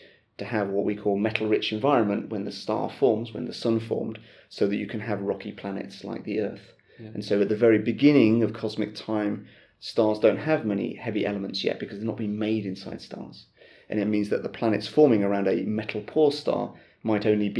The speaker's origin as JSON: {"language": "English", "country": "United Kingdom", "also_born_or_lived": "California, United States", "moved": "as an adult", "lives_now": "Lund, Sweden", "said": "I'm originally from Britain, and I came to Sweden almost 15 years ago, in fact"}